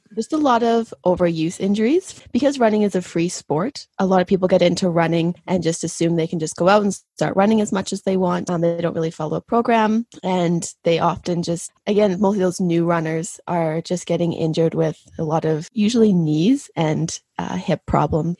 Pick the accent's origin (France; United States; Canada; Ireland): Canada; Saskatchewan; moved away as an adult; also born or lived in Spain; now in Calgary, Canada; I'm originally from Saskatchewan, And that's where I did my undergrad.